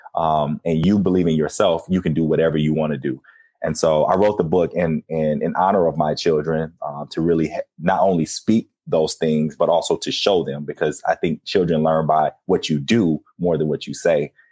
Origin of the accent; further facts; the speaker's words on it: Flint, Michigan, United States; growing up in Flint